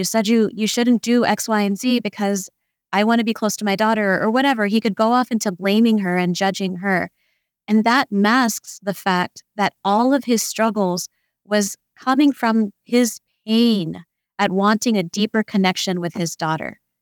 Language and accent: English; India; growing up as an Indian, a young Indian woman, um, raised by kind of an Indian society.